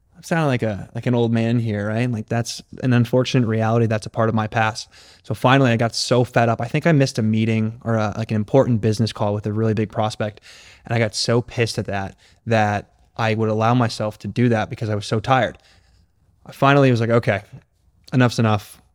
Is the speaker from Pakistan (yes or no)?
no; Connecticut, United States; moved away; also born or lived in California; I'm from Connecticut originally.